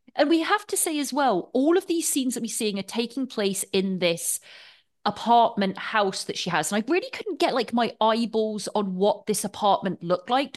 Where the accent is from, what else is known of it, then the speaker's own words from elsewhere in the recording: England, United Kingdom; being English